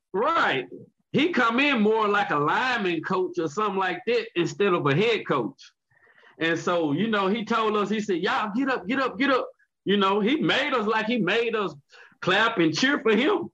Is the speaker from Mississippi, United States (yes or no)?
yes; Mississippi, United States; I'm from Mississippi